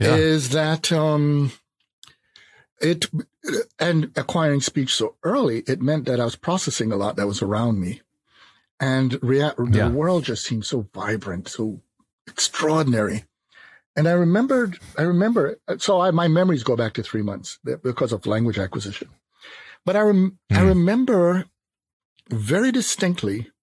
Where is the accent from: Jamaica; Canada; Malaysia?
Jamaica; moved away; also born or lived in New York City, United States; I was born on the island of Jamaica